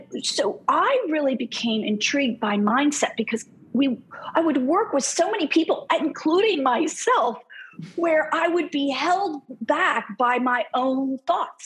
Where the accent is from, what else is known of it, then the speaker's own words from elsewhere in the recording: Philadelphia, Pennsylvania, United States; I'm from Philly.